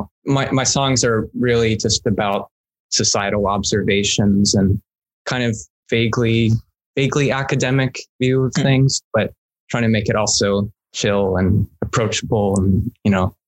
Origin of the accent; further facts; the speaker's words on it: Alameda, California, United States; born there; also born or lived in Chicago; I was born in California, in San Francisco, or more specifically, an island called Alameda. It's in the Bay Area there.